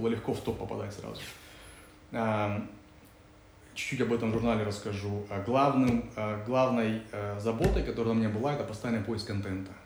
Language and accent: Russian; Kazakhstan; я говорю, из Казахстана